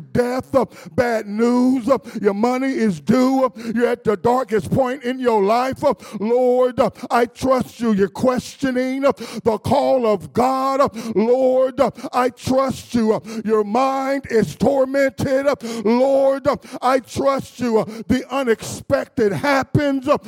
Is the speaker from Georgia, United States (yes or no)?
no; Dayton, Ohio, United States; I was raised up in Dayton, Ohio.